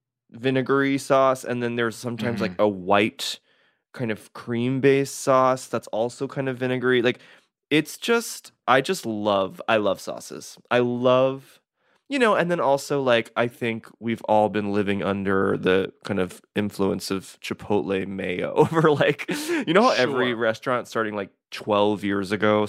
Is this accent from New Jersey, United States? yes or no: no; Nashville, Tennessee, United States; I'm from Nashville, and wow. So I have grown up around a lot of like barbecue with like different sauces.